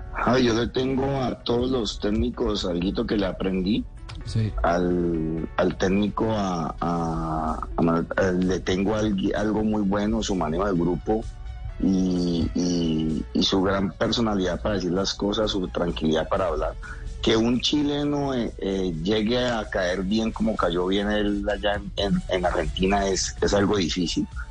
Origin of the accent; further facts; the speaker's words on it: Colombia; nosotros como colombianos